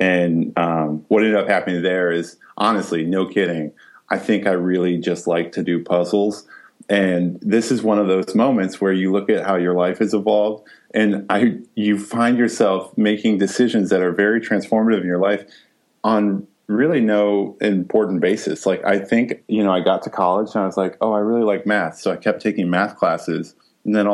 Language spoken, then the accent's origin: English; Iowa, United States; born and raised on the banks of the Mississippi in Iowa